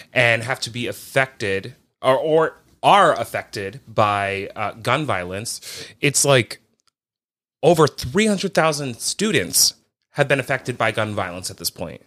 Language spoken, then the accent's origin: English; United States; as an American person